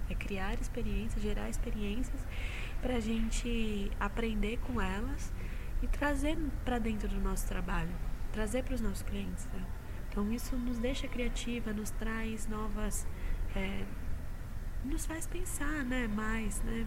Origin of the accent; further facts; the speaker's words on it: Jundiaí, São Paulo, Brazil; eu sou de Jundiaí